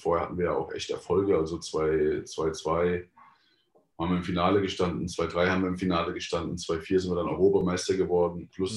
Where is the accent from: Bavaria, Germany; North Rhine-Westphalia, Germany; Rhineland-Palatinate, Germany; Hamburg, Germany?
Rhineland-Palatinate, Germany; Mainz area; ich komme ja eigentlich aus der Mainzer Gegend